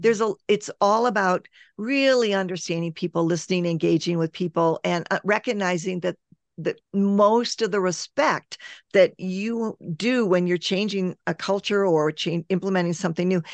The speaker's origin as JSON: {"language": "English", "country": "United States", "said": "I'm American"}